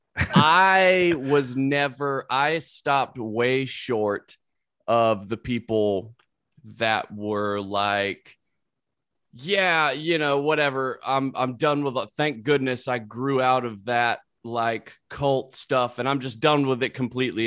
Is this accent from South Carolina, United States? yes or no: yes; South Carolina, United States; moved away; also born or lived in Louisiana; I'm from there.